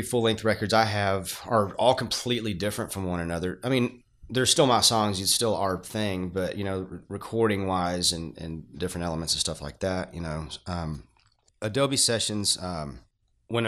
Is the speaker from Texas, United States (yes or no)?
yes; Fort Worth, Texas, United States; moved away as an adult; now in Denton, United States; I'm originally from Fort Worth, North Fort Worth, Haltom City area